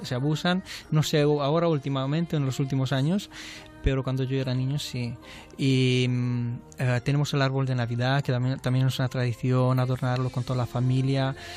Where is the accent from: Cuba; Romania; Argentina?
Romania; Transylvania; Spanish is a second language; now in Spain; nosotros como somos la parte de Ardeal, de Transilvania